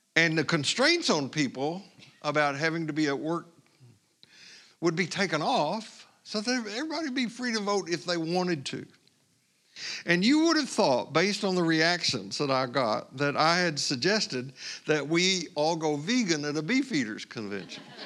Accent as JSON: {"language": "English", "region": "Tennessee", "country": "United States", "tie": "born or raised there", "said": "I grew up in Tennessee, as you know, just west of Cherokee Native American people"}